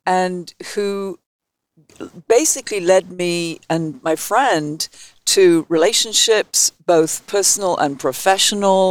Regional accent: England, United Kingdom; accent: English; moved away as an adult; now in Bay Area, United States; my English accent

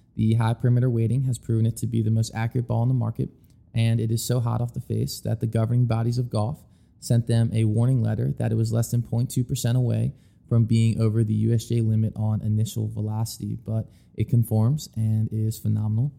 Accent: Philadelphia, Pennsylvania, United States; growing up in the Philadelphia area

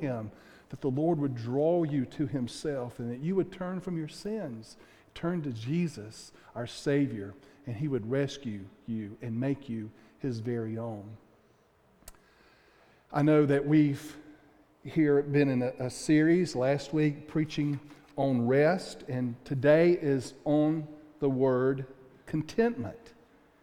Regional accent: Pickens, South Carolina, United States; I'm from Pickens, South Carolina

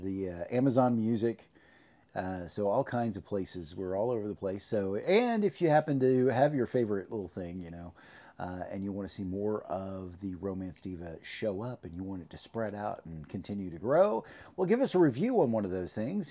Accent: Oklahoma, United States; growing up in Oklahoma back in the sixties and seventies and eighties

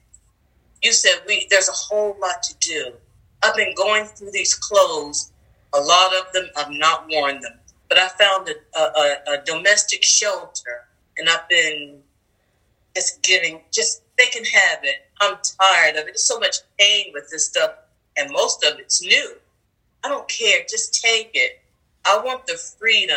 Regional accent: New Jersey, United States; now in Arizona, United States; I'm in Arizona. I'm done being with a mink coat. I'm from New Jersey

